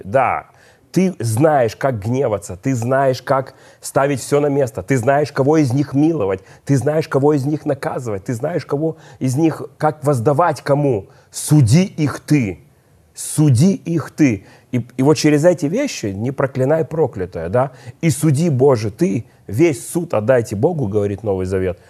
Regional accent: Odesa, Odesa Oblast, Ukraine; я одессит

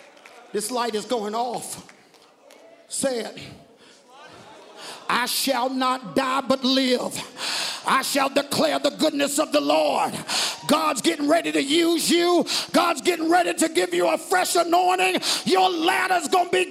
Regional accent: the South, United States; I'm black and I'm from the South

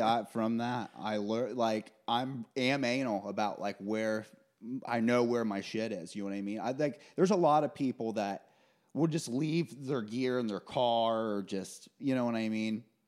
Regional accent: Kokomo, Indiana, United States; moved away

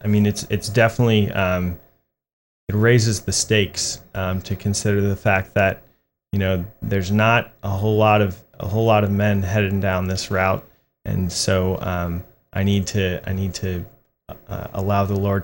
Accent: Ashburn, Virginia, United States; also born or lived in Beaufort, South Carolina / Jacksonville; So I was born in Beaufort, South Carolina. My dad was a Marine Corps pilot. I moved down to Jacksonville and then back to Beaufort. And in fourth grade, I moved up to Ashburn, Virginia, which is in the Diocese of Arlington. And I've lived there ever since.

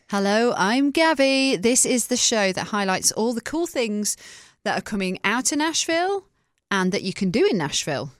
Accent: England, United Kingdom; moved away as an adult; also born or lived in Manchester; now in United States; I'm from England. and I'm from a small town.

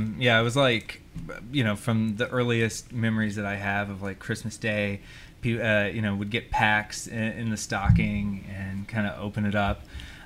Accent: Atlanta, Georgia, United States; Yeah, I'm from Atlanta, Georgia.

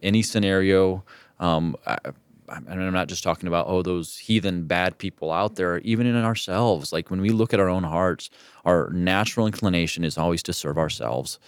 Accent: Mexico; moved away; where I grew up in Mexico

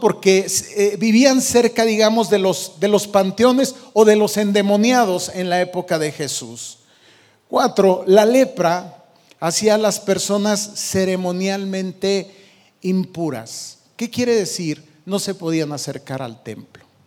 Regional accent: Michoacán, Mexico; moved away; allá de donde yo vengo, de Michoacán

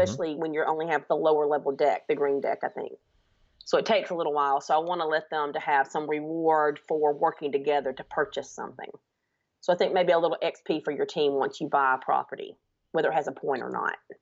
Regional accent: Alabama, United States; I'm from Alabama, if you cannot tell from my accent.

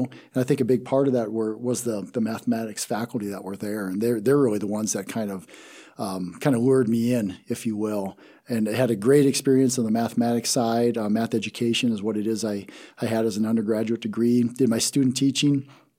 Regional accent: Taber, South Dakota, United States; Yeah, I'm originally from South Dakota. Grew up in a real small town called Taber, South Dakota.

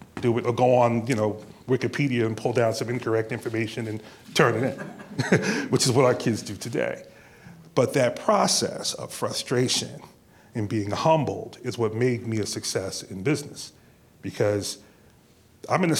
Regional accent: Neptune, New Jersey, United States; I was raised in Neptune, New Jersey, and went through school there

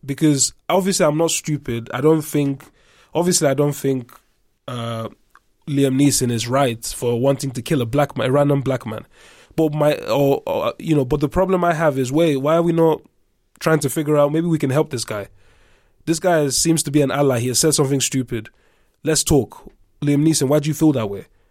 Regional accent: Nigeria; moved away; also born or lived in England; I'm Nigerian, right? So I grew up half in Nigeria, half in England.

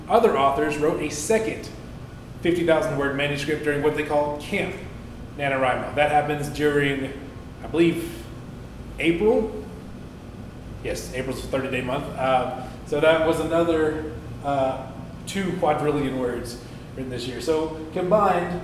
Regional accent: Dawson Springs, Kentucky, United States; also born or lived in Campbellsville, Kentucky / Cincinnati, Ohio / Owensboro, Kentucky; I was born and raised in Dawson Springs, Kentucky, a little bit away from Owensboro

